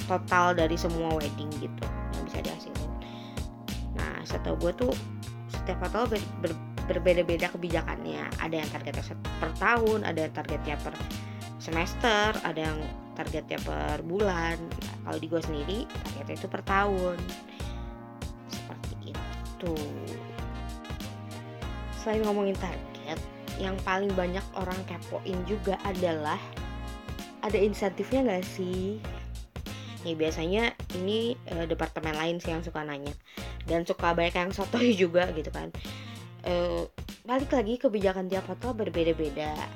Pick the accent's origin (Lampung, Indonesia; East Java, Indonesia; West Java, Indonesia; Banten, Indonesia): West Java, Indonesia; Gak apa-apa lah ya, gue kan orang Sunda juga.